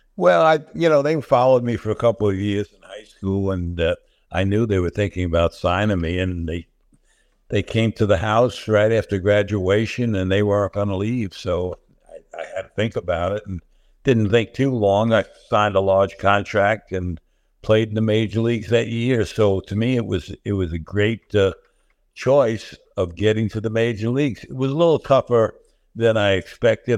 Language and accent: English; New York City, New York, United States; also born or lived in Florida; you're brought up in the Bronx.